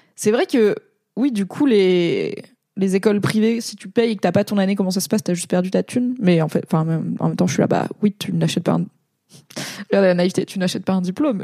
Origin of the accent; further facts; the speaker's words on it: Valence, Auvergne-Rhône-Alpes, France; moved away as an adult; also born or lived in Grenoble; j'ai grandi à Valence dans la Drôme